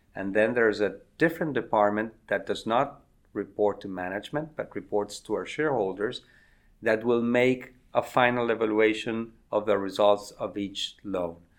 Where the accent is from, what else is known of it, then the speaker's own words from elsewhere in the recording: Argentina; moved away as an adult; also born or lived in United States; the eighties in Argentina, my home country